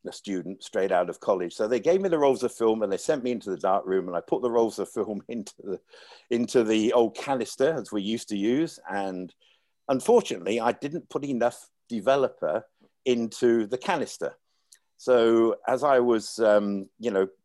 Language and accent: English; Leicester, East Midlands, United Kingdom; moved away as an adult; also born or lived in Hong Kong; my hometown in England, Leicester